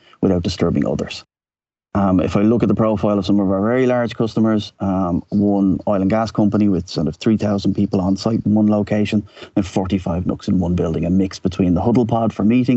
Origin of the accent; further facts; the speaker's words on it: Dublin, Leinster, Ireland; moved away as an adult; now in Amsterdam, Netherlands; born and bred in Dublin, left Ireland in 1993